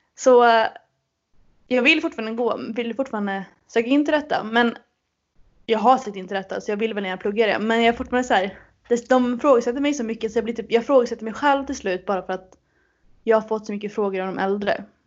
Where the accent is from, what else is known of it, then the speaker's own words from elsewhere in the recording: Uddevalla, Västra Götaland, Sweden; Min hemstad Uddevalla